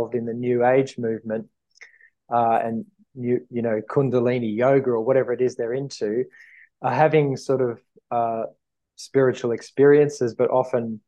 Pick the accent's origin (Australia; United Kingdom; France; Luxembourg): Australia; I'm an Aussie from Australia